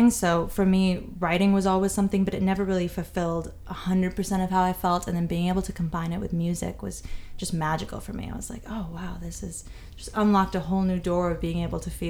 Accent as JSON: {"language": "English", "region": "London", "country": "United Kingdom", "tie": "born or raised there", "also_born_or_lived": "New York, United States / Barcelona, Spain / Munich, Germany", "said": "I was born in New York. My family's Spanish and from a lot of places, and I ended up growing up mostly in London and Barcelona and in Munich, Germany, randomly."}